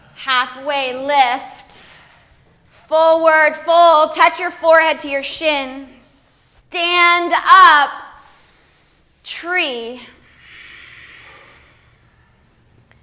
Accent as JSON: {"language": "English", "country": "United States", "said": "we as a American society"}